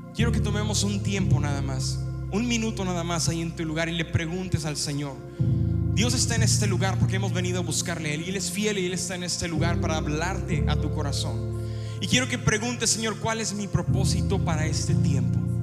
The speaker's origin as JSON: {"language": "Spanish", "town": "Ciudad Victoria", "region": "Tamaulipas", "country": "Mexico", "tie": "born or raised there", "moved": "yes", "said": "visitábamos Ciudad Victoria, donde yo nací, entonces la llevé a mi pueblo"}